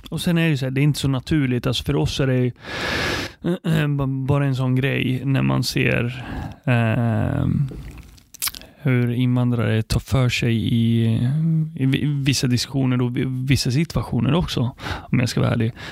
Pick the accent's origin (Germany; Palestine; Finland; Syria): Palestine; now in Sweden; jag är stolt över att både vara arab, muslim och, och, och komma från Palestina.